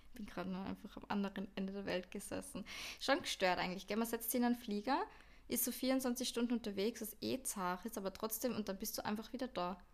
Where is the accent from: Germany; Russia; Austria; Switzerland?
Austria; now in Vienna, Austria; in Österreich oder irgendwie bei uns in Europa